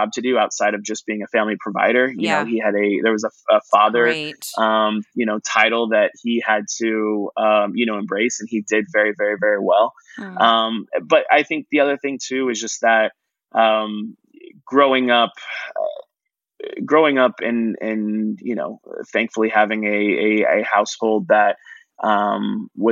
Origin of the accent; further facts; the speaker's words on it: McKinney, Texas, United States; also born or lived in San Antonio; growing up in McKinney